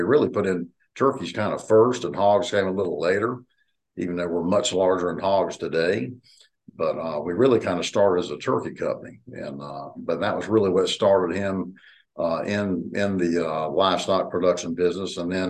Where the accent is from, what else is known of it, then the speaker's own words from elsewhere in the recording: the South, United States; also born or lived in Battle Creek, Michigan; as you can tell by my accent, we moved south when I was like 2 years old.